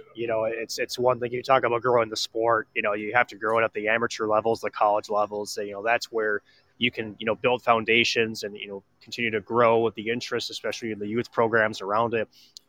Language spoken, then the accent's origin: English; around Mariucci, Minnesota, United States; growing up around Mariucci as a Gophers fan